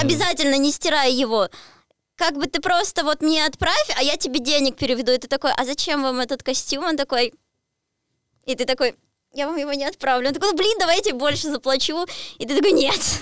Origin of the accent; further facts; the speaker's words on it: Voronezh, Voronezh Oblast, Russia; я же из Воронежа